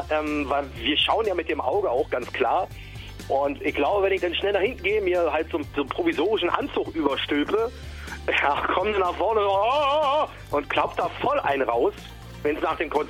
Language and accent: German; Berlin, Germany; Aber ich bin natürlich im West-Berlin groß geworden mit den 70er, 80er, 90ern Rock